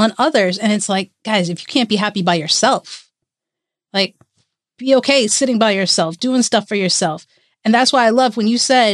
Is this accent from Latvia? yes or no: no; India; as an Indian